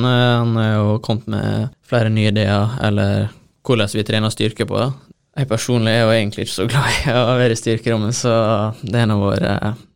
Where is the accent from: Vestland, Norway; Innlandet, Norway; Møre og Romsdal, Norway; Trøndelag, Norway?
Møre og Romsdal, Norway; Hareid; en kjenning fra der jeg er fra